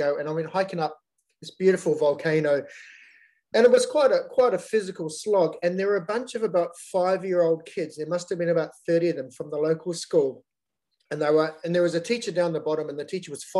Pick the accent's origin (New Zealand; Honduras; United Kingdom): New Zealand; moved away as an adult; now in Australia; Growing up in New Zealand, there's such a big outdoors culture